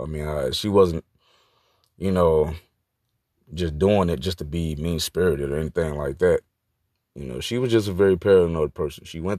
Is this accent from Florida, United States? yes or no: yes; Opa-locka, Florida, United States; also born or lived in Miami; I'm a Jamaican and Cuban mix, born out of Jackson Memorial Hospital in Miami, Florida, raised in Opa-locka.